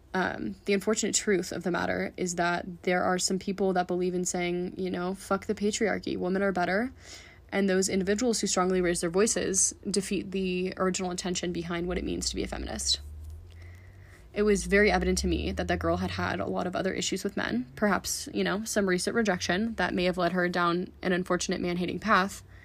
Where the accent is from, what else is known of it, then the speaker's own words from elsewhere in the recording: San Francisco, California, United States; moved away as an adult; now in Boulder, United States; I'm originally from San Francisco, California, and moved to Boulder to go to school